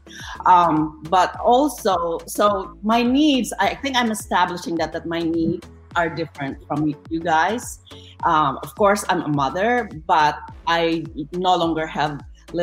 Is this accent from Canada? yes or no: no; Philippines; moved away; I'm Filipino. I have a big, big family.